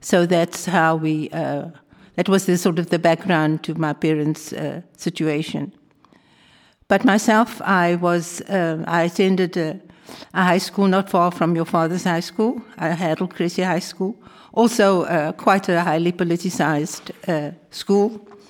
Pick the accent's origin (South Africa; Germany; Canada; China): South Africa; Cape Town, Western Cape; also born or lived in Amsterdam, Netherlands; now in Netherlands; I come from Cape Town, where both my parents were born and brought up